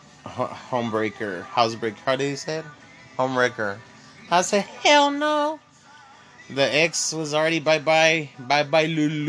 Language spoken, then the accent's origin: English; Texas, United States; I'm a Texan